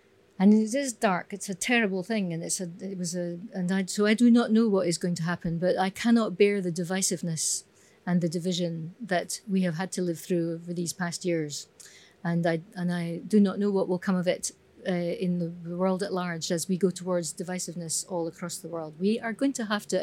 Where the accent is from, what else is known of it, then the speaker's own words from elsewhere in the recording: Scotland, United Kingdom; Being Scottish